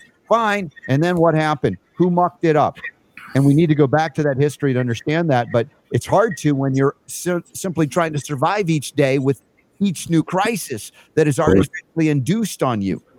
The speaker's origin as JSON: {"language": "English", "country": "United States", "tie": "born or raised there", "said": "growing up in the United States of America"}